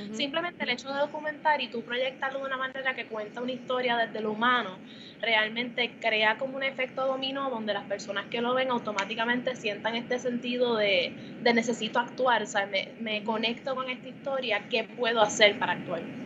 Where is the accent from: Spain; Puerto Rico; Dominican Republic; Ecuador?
Puerto Rico; moved away as an adult; now in New York, United States; uno como puertorriqueño y dos como artista, en NYU se reconoció el valor en mi identidad como puertorriqueña